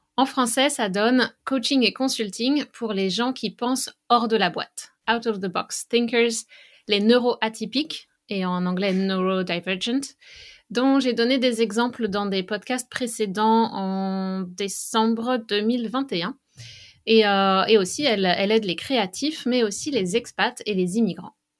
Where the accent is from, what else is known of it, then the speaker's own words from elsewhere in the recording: western France, France; now in Canada; je viens de l'ouest de la France, donc mm, là où j'ai grandi